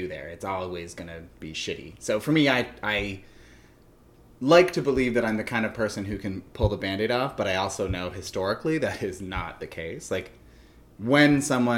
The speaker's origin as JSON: {"language": "English", "country": "Canada", "said": "I'm Canadian"}